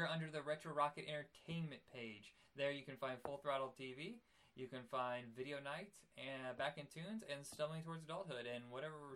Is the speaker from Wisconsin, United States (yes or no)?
no; Indiana, United States; moved away as an adult; I lived in Indiana, I was raised in Indiana